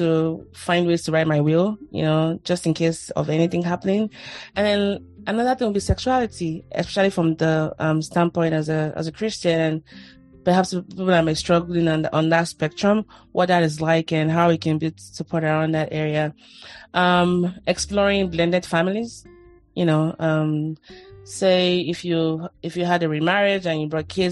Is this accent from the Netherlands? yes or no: no; Nigeria; moved away as an adult; now in United States; I moved from Nigeria to the US